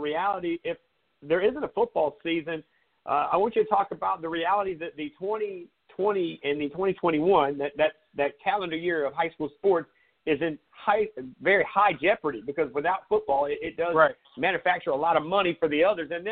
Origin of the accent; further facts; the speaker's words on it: Myrtle Beach, South Carolina, United States; Myrtle Beach because that's my hometown